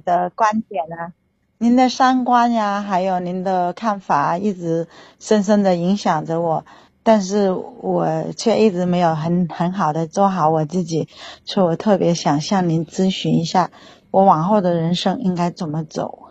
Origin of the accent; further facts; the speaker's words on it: Guangdong, China; 我是广东的哈嗯，他是浙江的嗯。然，然后在我们广东人的意思里面没有生孩子，感觉就好像没有权利可以结婚